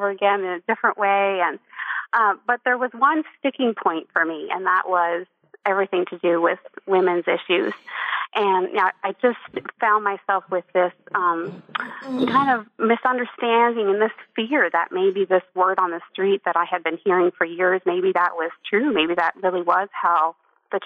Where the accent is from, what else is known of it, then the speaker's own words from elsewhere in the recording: East Coast of Canada, Atlantic Canada, Canada; I grew up in Canada on the East Coast in a beautiful Catholic